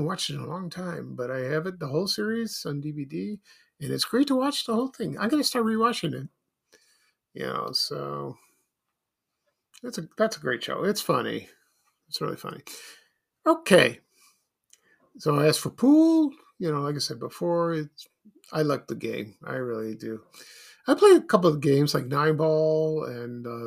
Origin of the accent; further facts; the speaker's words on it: Chicago, Illinois, United States; My family and I moved from South Shore to Roseland in 1969. We lived in an apartment building above a shoe store